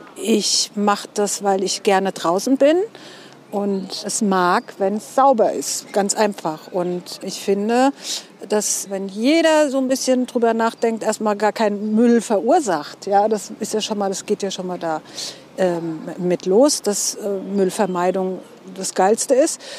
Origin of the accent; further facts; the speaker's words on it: Mainz, Rhineland-Palatinate, Germany; accent: Mainzerisch; ich bin auch echt ein Mainzer Mädchen